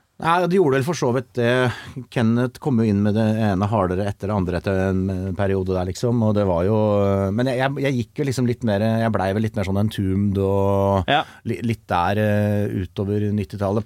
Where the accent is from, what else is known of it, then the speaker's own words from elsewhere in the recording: Kongsvinger, Innlandet, Norway; jeg er fra Kongsvinger